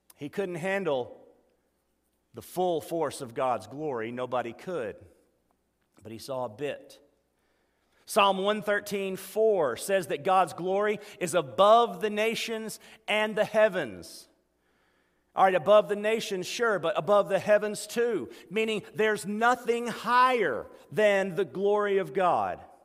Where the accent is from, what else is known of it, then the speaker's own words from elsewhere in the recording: Meridian, Mississippi, United States; I grew up at State Boulevard Baptist Church